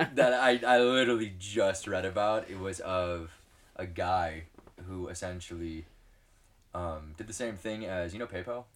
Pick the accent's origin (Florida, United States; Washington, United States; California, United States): California, United States; Southern; I was born and raised in Southern California.